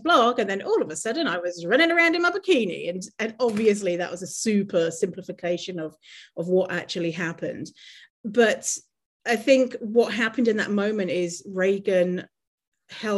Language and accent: English; United Kingdom; moved away as an adult; now in Canada; I grew up in poverty in the city voted in the UK the worst city to live.